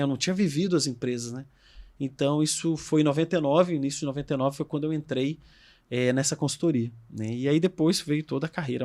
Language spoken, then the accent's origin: Portuguese; Brasília, Federal District, Brazil; eu sou de Brasília, eu fiz colégio militar